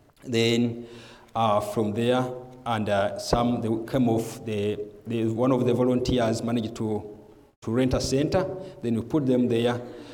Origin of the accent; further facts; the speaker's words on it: Uganda; now in Rwanda; I was born on the Rwandan parents, but my parents, they went to Uganda.